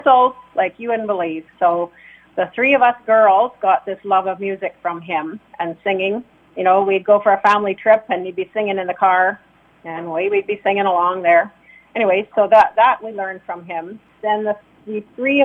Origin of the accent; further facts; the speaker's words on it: Melita, Manitoba, Canada; our originally family home is in Melitta, so that's where my parents are still in Melitta